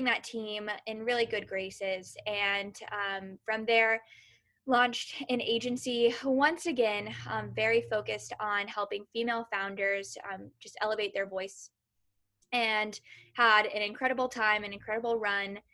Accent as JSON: {"language": "English", "region": "Kentucky", "country": "United States", "also_born_or_lived": "San Francisco", "moved": "as an adult", "lives_now": "Los Angeles, United States", "said": "I'm originally from Kentucky. So I am a Southern girl at heart, through and through"}